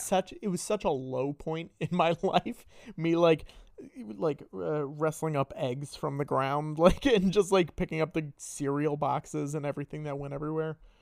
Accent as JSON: {"language": "English", "region": "Northern Connecticut", "country": "United States", "said": "I'm from Connecticut."}